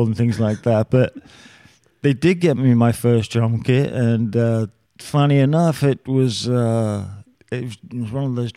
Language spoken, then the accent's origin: English; London, United Kingdom; I'm from London, England